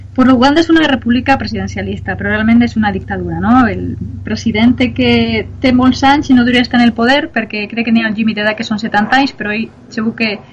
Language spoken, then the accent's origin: Catalan; Onda, Valencian Community, Spain; jo sempre havia fet voluntariat en el meu poble, en Onda